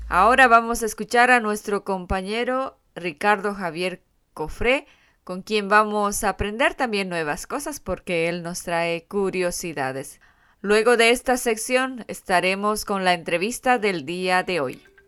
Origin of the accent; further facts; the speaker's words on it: Bolivia; soy boliviana